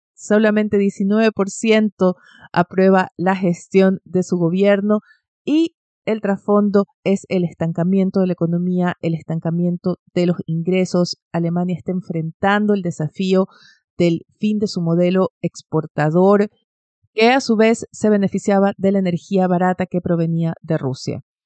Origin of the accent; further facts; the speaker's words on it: Ecuador; now in Chile; en Ecuador, mi país natal